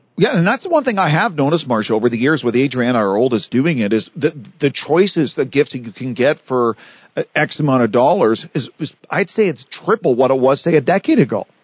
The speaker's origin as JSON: {"language": "English", "country": "Canada", "said": "as a Canadian"}